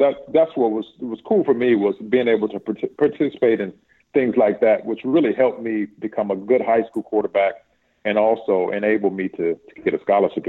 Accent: Martinsville, Virginia, United States; I grew up in a town that was predominantly dominated by basketball, man.

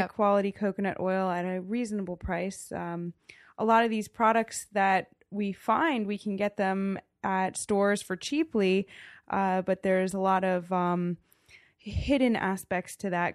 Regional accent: Damascus, Maryland, United States; now in Frostburg, United States; I grew up on a farm in Damascus. That's, uh, in Montgomery County

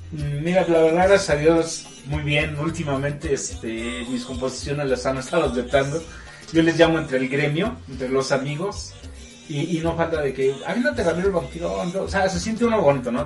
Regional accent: State of Mexico, Mexico; Nací en el Estado de México

